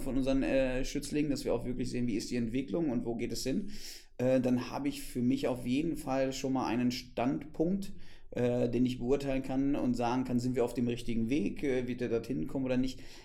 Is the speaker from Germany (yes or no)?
yes; West Germany, Germany; now in Potsdam, Germany; seitdem ich hier bin im Osten, als Wessi